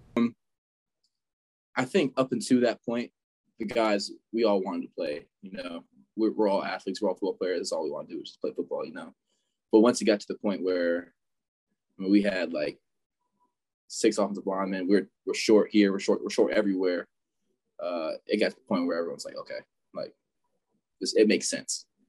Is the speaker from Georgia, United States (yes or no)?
yes; Fayetteville, Georgia, United States; I grew up in Fayetteville, Georgia my whole life